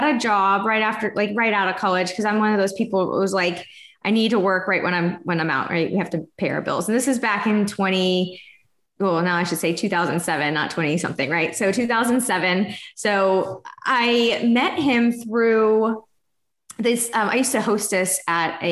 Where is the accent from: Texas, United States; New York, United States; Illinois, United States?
Texas, United States; moved away as an adult; also born or lived in Florida; I'm from Texas originally, but we moved from Florida because I went out there to go to school